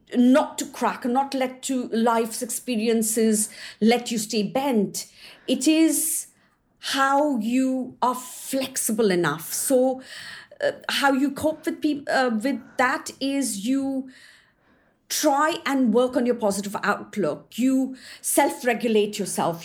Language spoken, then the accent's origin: English; India; also born or lived in New Zealand; now in Surrey, United Kingdom; I was born and brought up in India